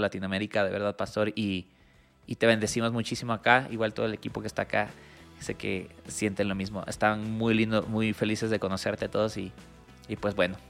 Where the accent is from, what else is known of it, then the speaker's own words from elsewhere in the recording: Ecuador; yo siendo ecuatoriano